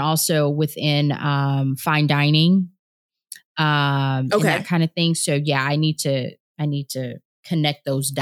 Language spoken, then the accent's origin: English; Southern California, United States; Growing up in Southern California, wine was always in my house